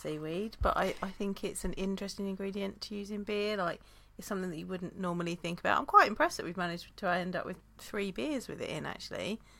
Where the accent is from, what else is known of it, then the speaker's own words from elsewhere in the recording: United Kingdom; Because I am a British person.